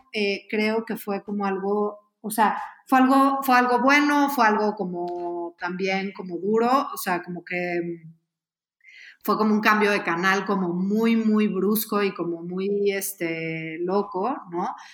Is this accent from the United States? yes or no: no; Mexico; somos mexicanos